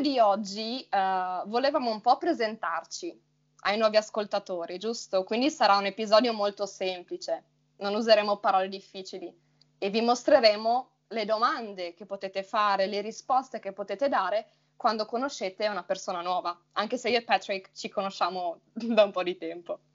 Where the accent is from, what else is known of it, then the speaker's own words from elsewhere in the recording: Friuli-Venezia Giulia, Italy; accent: neutral; io vengo dal Friuli, Venezia Giulia.